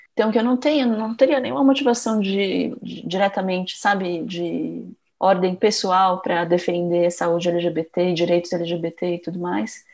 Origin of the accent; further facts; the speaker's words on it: Itapecerica da Serra, São Paulo, Brazil; Eu também sou paulistana, na verdade eu morava mais na periferia, né, nas cidades da Grande São Paulo, eu morava em Tapicerica da Serra